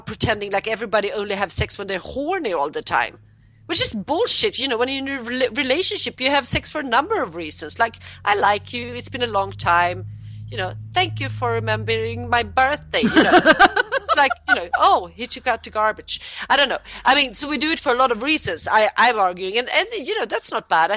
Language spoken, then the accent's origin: English; Sweden; I'm from Sweden